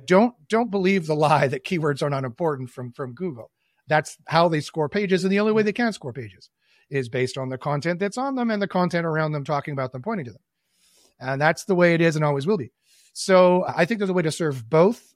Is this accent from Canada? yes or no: yes; Winnipeg, Manitoba, Canada; also born or lived in Toronto; I was born and raised in Winnipeg